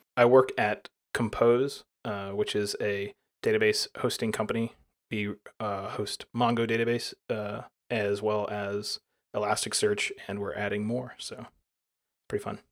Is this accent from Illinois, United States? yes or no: no; near Birmingham, Alabama, United States; I live in Birmingham, Alabama, and I was born right near there